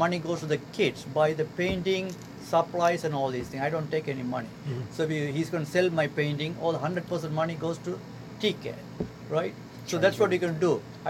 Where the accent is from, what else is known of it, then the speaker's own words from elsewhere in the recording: Sri Lanka; now in United States; I'm originally from Sri Lanka. It's next to India, a small island. I've been here almost 41 years.